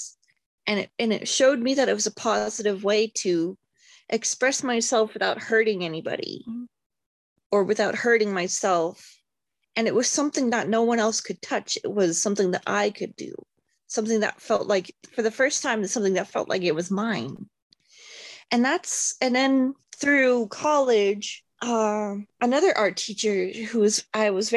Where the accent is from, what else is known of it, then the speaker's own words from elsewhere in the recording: Montana, United States; now in Seattle, United States; growing up in Montana